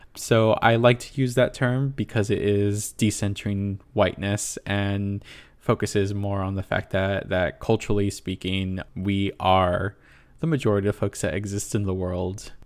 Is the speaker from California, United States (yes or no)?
yes; Inland Empire, Southern California, United States; moved away as an adult; also born or lived in East Coast; I grew up, born and raised in the Inland Empire of Southern California